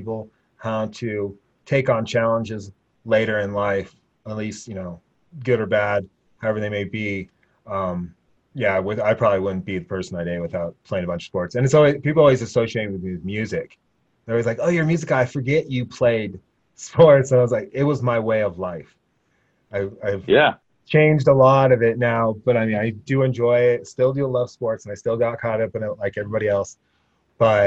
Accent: Laramie, Wyoming, United States; I lived in Laramie. I was from Laramie.

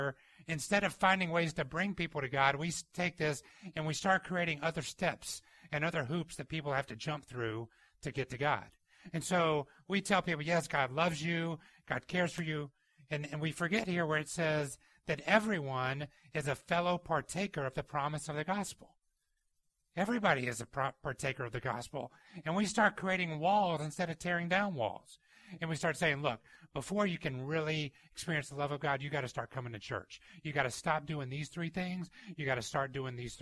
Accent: Georgia, United States; The house I grew up in Georgia had a really big front yard

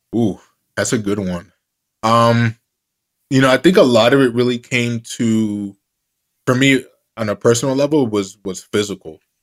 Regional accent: Jersey City, New Jersey, United States; the kid who was once in the back of the class, growing up in Jersey City, New Jersey

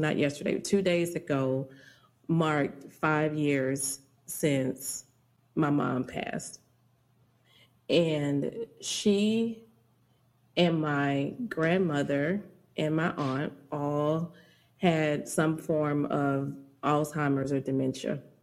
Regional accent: Dallas, Texas, United States; I grew up in Dallas, Oak Cliff, and I've been here all my life

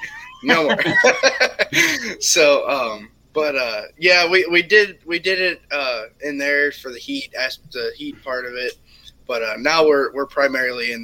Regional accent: Michigan, United States; I'm originally from Michigan

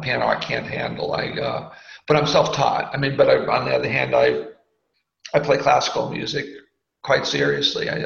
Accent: Boston, Massachusetts, United States; I'm from Boston, and I grew up in a semi-affluent house

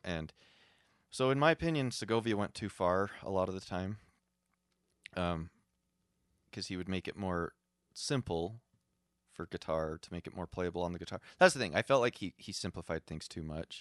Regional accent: Utah, United States; I'm a hick from Utah

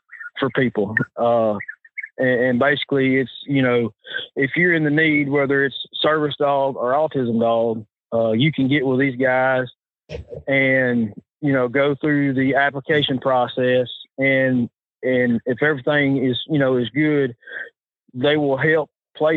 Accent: Arkansas, United States; I'm Arkansas

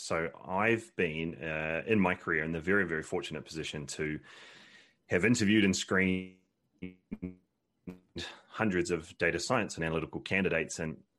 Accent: New Zealand; moved away as an adult; now in United Kingdom; But yeah, no, I'm from New Zealand originally. So that's where most of the twang comes from. And then I've been in the UK for about 12 years now

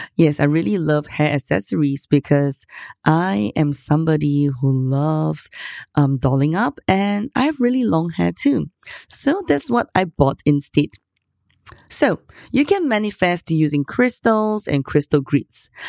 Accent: Singapore; I'm from Singapore.

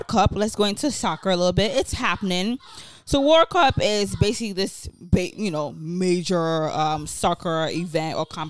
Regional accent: Nigeria; now in United States; growing up in Nigeria

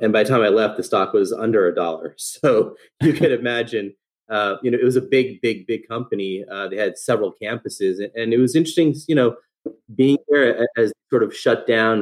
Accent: Fair Lawn, New Jersey, United States; born and raised in New Jersey, um, grew up in, in, North Jersey in a little town called Fairlawn

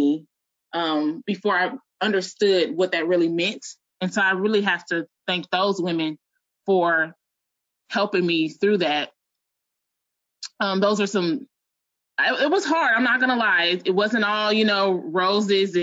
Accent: Chicago, Illinois, United States; moved away as an adult; also born or lived in New Orleans, Louisiana; I'm originally from Chicago, and I moved, went to college in New Orleans, went back to Chicago, moved back to New Orleans.

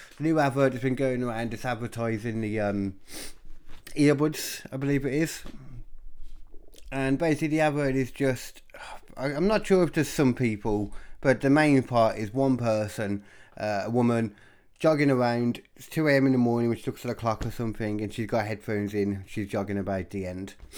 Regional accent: Birmingham, West Midlands, United Kingdom; I grew up in Birmingham

